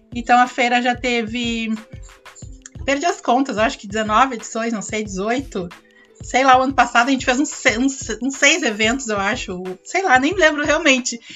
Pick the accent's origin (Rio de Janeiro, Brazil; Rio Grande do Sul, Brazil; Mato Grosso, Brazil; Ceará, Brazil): Rio Grande do Sul, Brazil; Porto Alegre; Eu sou gaúcha, sou de Porto Alegre